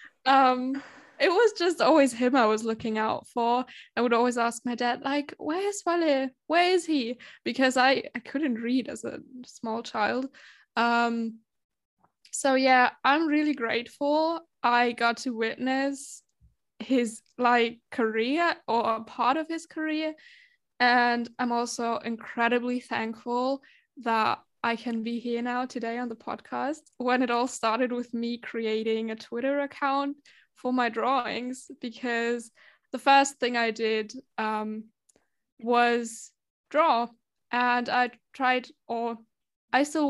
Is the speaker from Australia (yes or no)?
no; Germany; I'm from Germany.